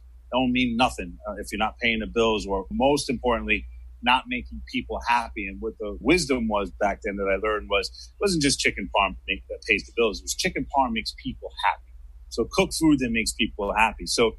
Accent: New York City, New York, United States; moved away; also born or lived in Miami, Florida; I remember when I lived in Miami, having mango trees in the backyard. It was like when I grew up in New York, I had an apple tree in the backyard.

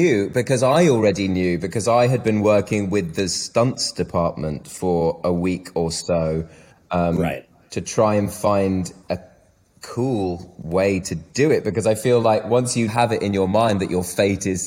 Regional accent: United Kingdom; I'm very British.

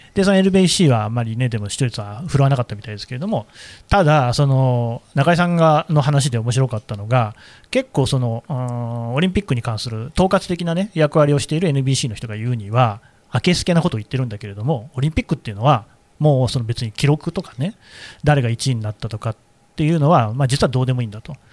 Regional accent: Nagoya, Aichi, Japan; now in Tokyo, Japan; 私は、あの、名古屋出身なんですよね。

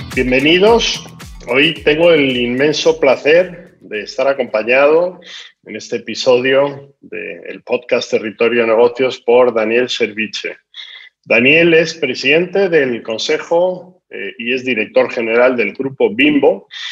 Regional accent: Spain; yo soy español, como se manifiesta por mi acento

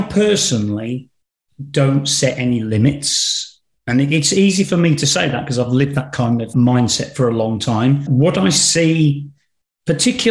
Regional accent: Black Country, West Midlands, United Kingdom; accent: Black Country; my regional accent from the Black Country

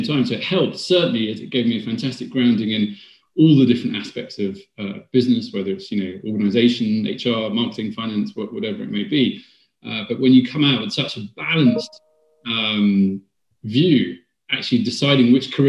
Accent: West Midlands, United Kingdom; moved away as an adult; also born or lived in Sheffield / Birmingham / France; now in London, United Kingdom; I then went to school in the Midlands

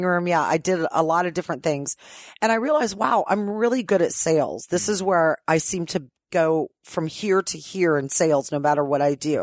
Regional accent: Ohio, United States; moved away as an adult; now in Los Angeles, United States; I've lived in LA longer than I lived in Ohio.

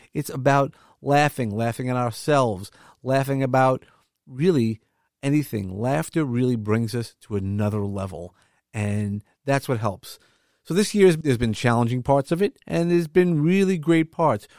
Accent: New York City, New York, United States; I come from Brooklyn, if you didn't notice from the accent that I have

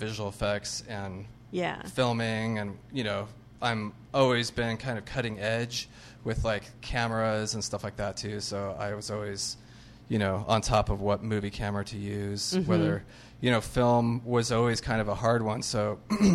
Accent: Arizona, United States; moved away as an adult; now in Los Angeles, United States; I'm from Arizona

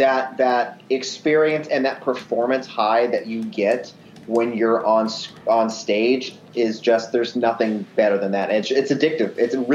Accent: Albuquerque, New Mexico, United States; moved away as an adult; now in Seattle, United States; I am a born and raised in Albuquerque, New Mexico, and I moved out to Seattle about seven, almost 8 years now.

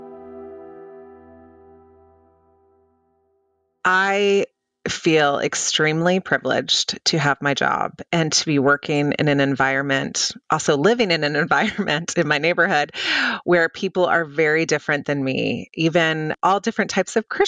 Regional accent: Oklahoma, United States; also born or lived in Europe; now in Washington, D.C., United States; I grew up in Oklahoma.

